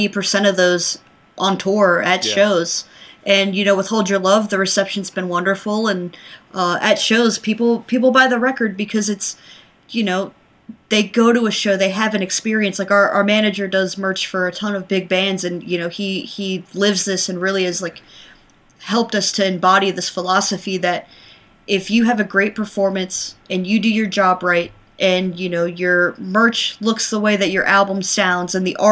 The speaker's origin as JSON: {"language": "English", "town": "Charlotte", "region": "North Carolina", "country": "United States", "tie": "born or raised there", "said": "I grew up in Charlotte, North Carolina, at least like kind of, I call them my more formative years. So like late elementary school, middle school."}